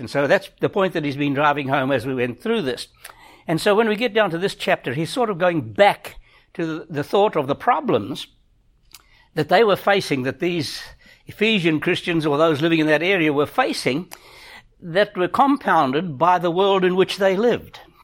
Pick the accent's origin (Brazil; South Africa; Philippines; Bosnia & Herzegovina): South Africa; moved away; we grew up in South Africa, in Africa